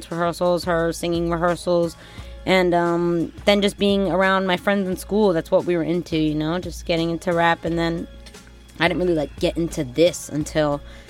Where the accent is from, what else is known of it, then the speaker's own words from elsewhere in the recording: the South, United States; I mean, growing up in the South, that's what we had down there and on the radio.